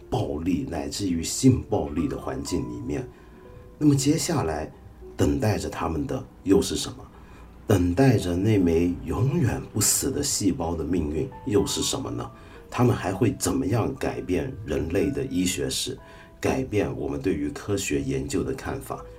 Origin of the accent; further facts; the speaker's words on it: Taiwan; 我小时候在台湾念初中